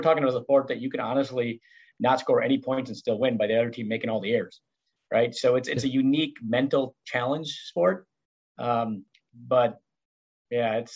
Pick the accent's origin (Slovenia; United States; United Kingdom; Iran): United States; Howards Grove, Wisconsin; I graduated actually from Howards Grove High School in 93, played all the sports here